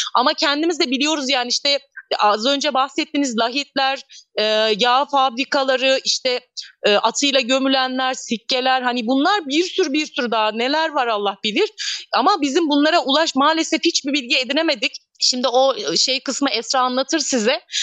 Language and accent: Turkish; İkizköy, Muğla, Turkey; moved away as an adult; also born or lived in Bodrum / Milas; Aslında doğup büyüdüğüm yerdeyim ben yine.